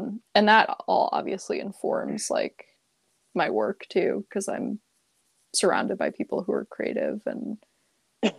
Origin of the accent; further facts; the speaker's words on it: Monmouth County, New Jersey, United States; I'm from Monmouth County originally